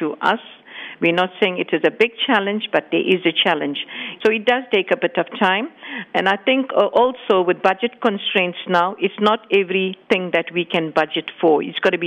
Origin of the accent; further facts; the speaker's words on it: KwaDukuza, KwaZulu-Natal, South Africa; born and brought up in KwaDukuza and living with the community for the years